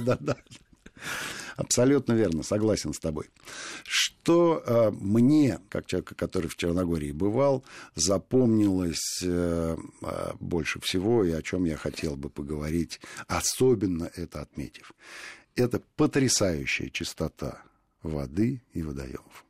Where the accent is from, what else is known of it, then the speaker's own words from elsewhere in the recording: Moscow, Russia; мы, москвичи